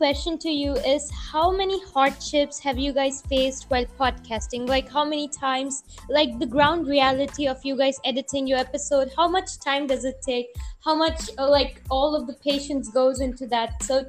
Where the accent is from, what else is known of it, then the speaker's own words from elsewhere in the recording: India; I am from India. So, like, we are taught English from the very small, like, when we are in KG. So, like, when we are mm-hmm. 4 or 5. So, I also, like, speak English because I went to a convent school.